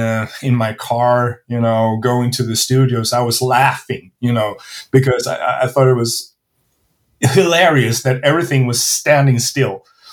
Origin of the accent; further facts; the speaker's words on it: Sweden; So I'm not from Stockholm, but you know, I can identify